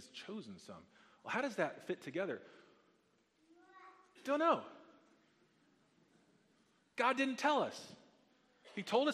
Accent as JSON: {"language": "English", "region": "Texas", "country": "United States", "tie": "born or raised there", "said": "I grew up playing football in Texas"}